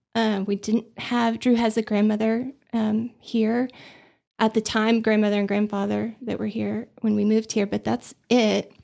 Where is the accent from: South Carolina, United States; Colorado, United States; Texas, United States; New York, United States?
Texas, United States; Austin; moved away as an adult; also born or lived in Dallas / Abilene; now in Amarillo, United States; I grew up in Austin, so, um, we moved there when I was two from Dallas